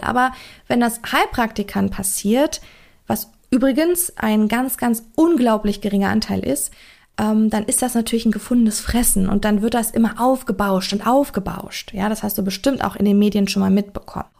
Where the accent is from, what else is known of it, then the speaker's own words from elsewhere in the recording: Germany; bei uns in Deutschland hier